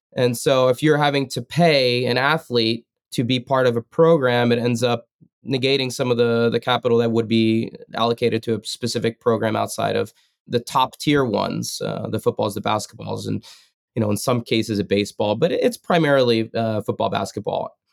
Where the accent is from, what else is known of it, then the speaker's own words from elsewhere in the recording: New Jersey, United States; moved away as an adult; also born or lived in Stanford / Colorado Springs; growing up in Jersey